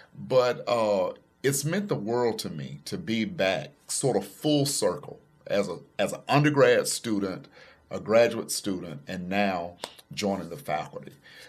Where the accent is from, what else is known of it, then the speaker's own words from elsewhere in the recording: Pickens County, Alabama, United States; moved away as an adult; also born or lived in Tuscaloosa, Alabama; traffic lights, no Walmarts, Dollar Generals, just woods, trees. And so born and raised in Pickens County, my mother brought us to faith. She introduced us to Jesus Christ at a very early age. We were very active in church all day, every Sunday.